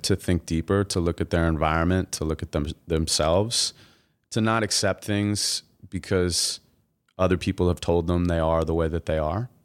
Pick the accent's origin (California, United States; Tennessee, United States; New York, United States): California, United States; Santa Monica; I'm from Santa Monica, and, uh, I was born and raised there